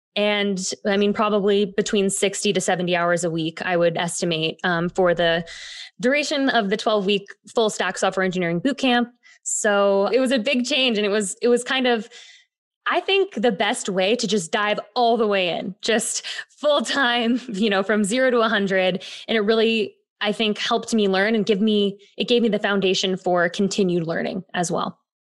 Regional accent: Bay Area, California, United States; moved away as an adult; now in New York, United States; I grew up in the Bay Area, got my professional start in theater at a young age.

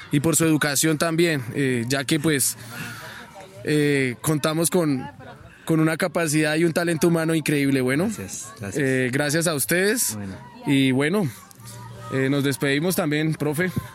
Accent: Sogamoso, Boyacá, Colombia; yo soy oriundo de Sogamoso

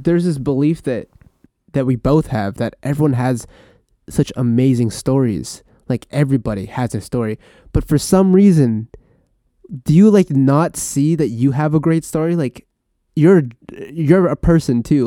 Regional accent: Vancouver, British Columbia, Canada; born or raised there; also born or lived in Philippines / Terrace, British Columbia

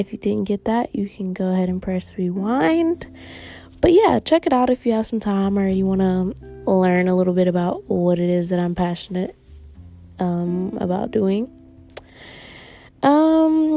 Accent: Nashville, Tennessee, United States; now in Massachusetts, United States; I'm from Nashville, Tennessee, currently living in Massachusetts

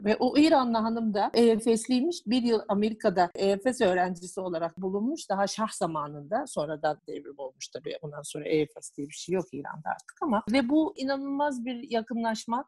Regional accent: Ankara, Turkey; also born or lived in Darien, Connecticut, United States; bütün eğitim hayatımın orta öğrenim e, kısmı TED Ankara Koleji'nde geçti.

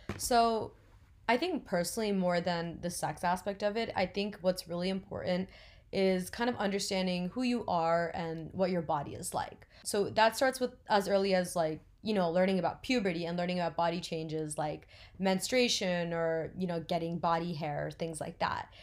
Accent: New Jersey, United States; I'm twenty years old and I'm from New Jersey.

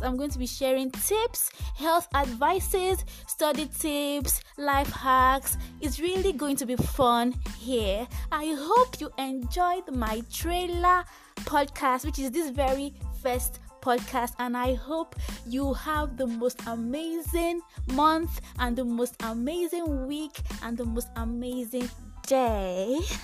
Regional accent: Nigeria; I am Nigerian

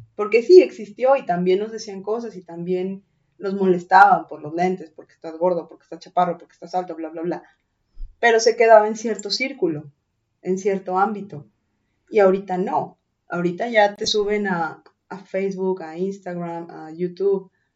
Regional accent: Mexico City, Mexico; moved away; las personas que venimos de Ciudad de México

